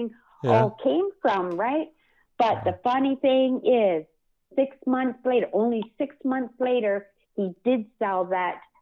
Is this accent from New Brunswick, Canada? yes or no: no; British Columbia, Canada; now in Manitoba, Canada; I grew up in BC. I went to 11 different elementary schools